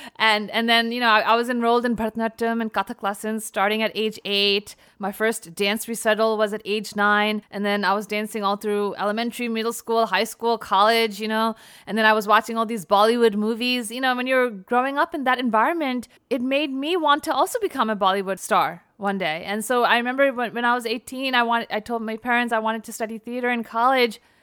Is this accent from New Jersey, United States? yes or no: yes; New Jersey, United States; moved away as an adult; also born or lived in New York City, United States; now in Los Angeles, United States; having been born and raised in New Jersey, then after college, New York